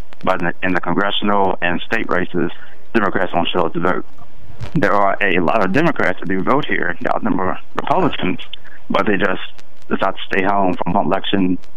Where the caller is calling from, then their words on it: Danville, Virginia, United States; I'm calling from Danville, Virginia